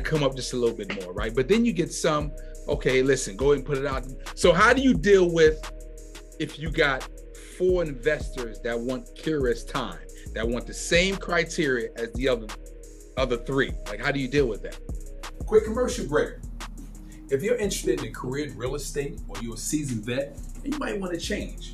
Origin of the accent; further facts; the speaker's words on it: New York City, New York, United States; moved away; I'm originally from New York, from Brooklyn